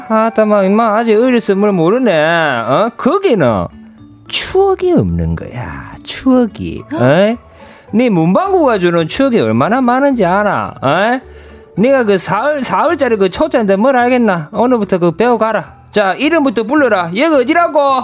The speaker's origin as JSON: {"language": "Korean", "region": "Ulsan", "country": "South Korea"}